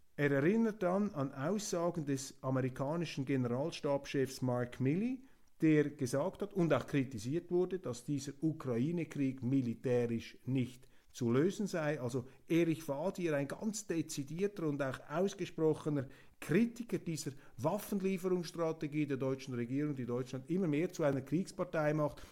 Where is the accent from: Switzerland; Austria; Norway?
Switzerland; ich als Schweizer Demokrat